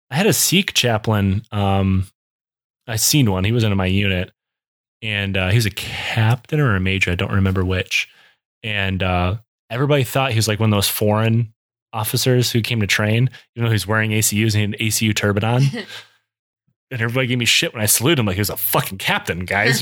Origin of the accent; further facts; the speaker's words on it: Michigan, United States; I'm from Michigan